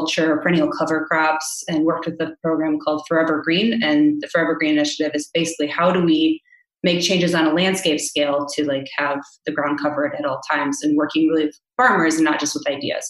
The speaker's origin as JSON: {"language": "English", "region": "South Dakota", "country": "United States", "tie": "born or raised there", "also_born_or_lived": "Nebraska", "moved": "yes", "said": "I was born in South Dakota"}